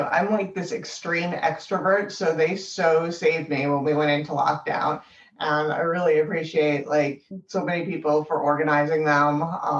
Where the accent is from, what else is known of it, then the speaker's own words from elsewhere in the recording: an hour north of New York City, United States; moved away as an adult; now in Boston, United States; I grew up in New York City or an hour north of New York City originally. I came up here for college. I never left.